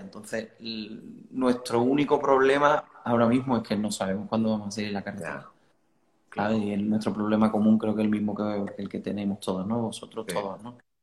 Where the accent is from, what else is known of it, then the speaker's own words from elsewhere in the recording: Cádiz, Andalusia, Spain; also born or lived in Italy; yo nací aquí en Cádiz